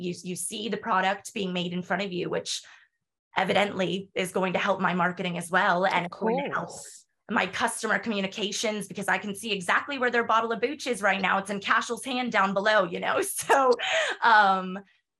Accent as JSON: {"language": "English", "country": "United States", "also_born_or_lived": "North Carolina", "accent": "American", "moved": "as an adult", "lives_now": "Galway, Ireland", "said": "I'm American. I speak like an American"}